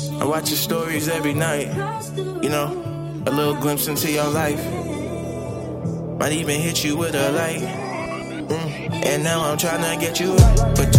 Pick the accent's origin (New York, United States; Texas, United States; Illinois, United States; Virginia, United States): Illinois, United States; Chicago; Yeah, you know I do, babe. You know I'm from Chicago. You know I blow.